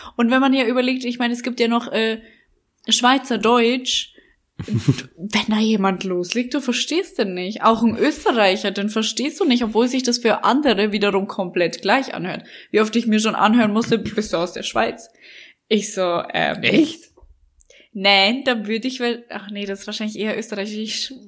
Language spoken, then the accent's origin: German; Bavaria, Germany; accent: Bavarian; now in Berlin, Germany; mit meinem bayerischen Dialekt